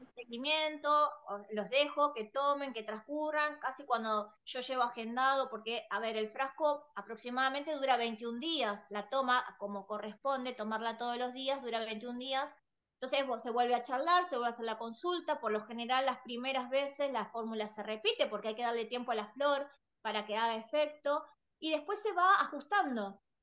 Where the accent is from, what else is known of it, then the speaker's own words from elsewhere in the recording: Buenos Aires, Argentina; yo soy de Buenos Aires, Argentina, Buenos Aires